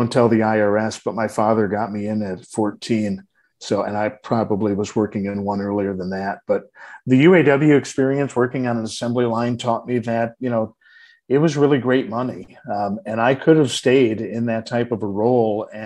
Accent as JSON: {"language": "English", "town": "Detroit", "region": "Michigan", "country": "United States", "tie": "born or raised there", "said": "I was born and raised in Detroit"}